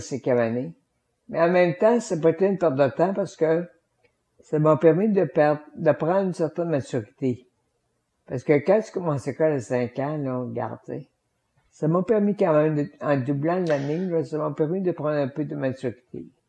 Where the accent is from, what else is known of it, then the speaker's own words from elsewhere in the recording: Victoriaville, Quebec, Canada; J'ai quitté l'Institut pour aller faire le cinquième secondaire à l'école euh, secondaire de, de, de chez nous